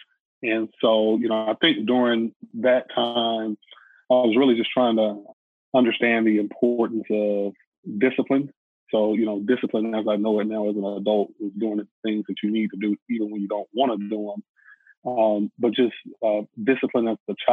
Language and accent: English; Atlanta, Georgia, United States; being born and raised in Atlanta, which is the home of the civil rights movement